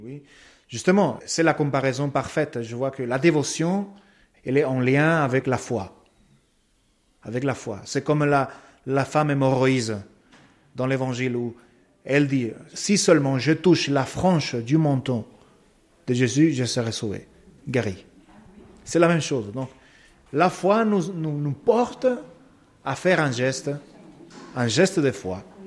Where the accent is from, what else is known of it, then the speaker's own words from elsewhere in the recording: Paraguay; French is a second language; moved away as an adult; now in France; chez moi au Paraguay